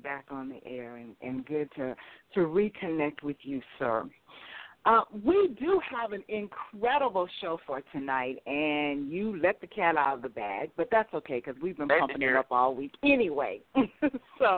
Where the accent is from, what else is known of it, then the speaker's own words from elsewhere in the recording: Las Vegas, Nevada, United States; now in Atlanta, United States; I'm from Vegas